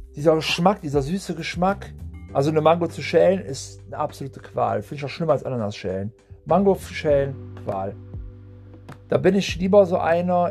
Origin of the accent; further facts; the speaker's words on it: Puebla, Mexico; moved away; ich bin aus Puebla